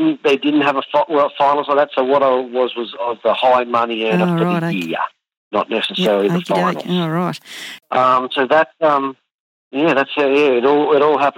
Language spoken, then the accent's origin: English; Warwick, Queensland, Australia; also born or lived in United States; I grew up in Warwick